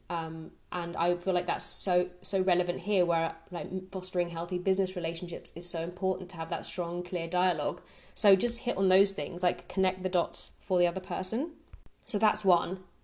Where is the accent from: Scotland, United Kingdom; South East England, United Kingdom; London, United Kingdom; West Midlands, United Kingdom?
South East England, United Kingdom; Brighton; moved away as an adult; also born or lived in Nottingham; my hometown in Brighton